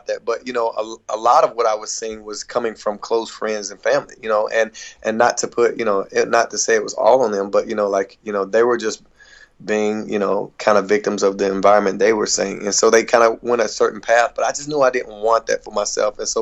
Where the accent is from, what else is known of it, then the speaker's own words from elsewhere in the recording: Hickory, North Carolina, United States; I'm originally from Hickory, North Carolina